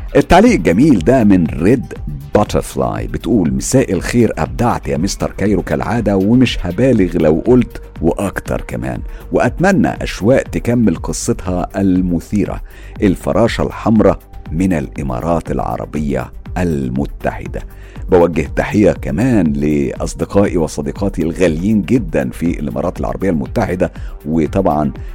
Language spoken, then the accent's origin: Arabic; Egypt; now in London, United Kingdom